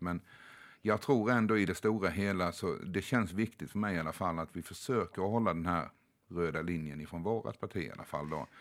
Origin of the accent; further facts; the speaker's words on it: Sweden; hemma i Sverige